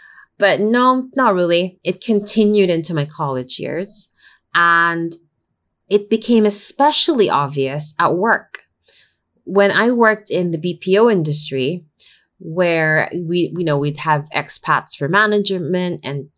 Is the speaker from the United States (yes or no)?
no; United Arab Emirates; I was born and raised in the United Arab Emirates for most of my formative years. My schooling being spent mostly among the Brits and my general rearing among a community of Filipino families